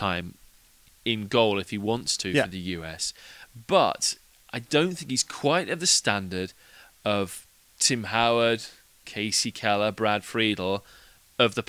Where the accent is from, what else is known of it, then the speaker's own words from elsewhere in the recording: England, United Kingdom; being an Englishman.